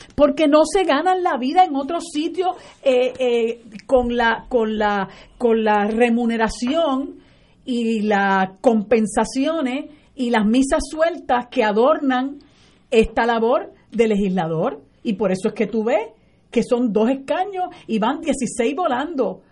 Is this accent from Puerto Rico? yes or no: yes; Puerto Rico; nosotros somos colonia de los Estados Unidos